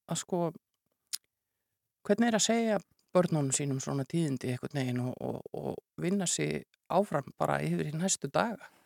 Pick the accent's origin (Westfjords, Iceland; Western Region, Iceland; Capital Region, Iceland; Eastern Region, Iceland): Westfjords, Iceland; Súðavík; now in Reykjavík, Iceland; Ég nú fættir Reykjavík en uppalinn á Súðavík